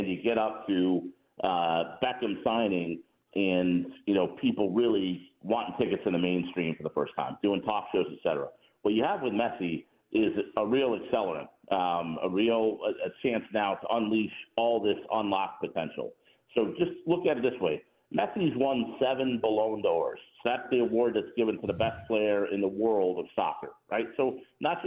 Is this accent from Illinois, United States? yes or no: yes; Chicago, Illinois, United States; also born or lived in Seattle; now in Atlanta, United States; I grew up in Chicago